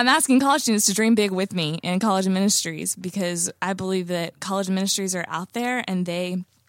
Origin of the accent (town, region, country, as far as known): United States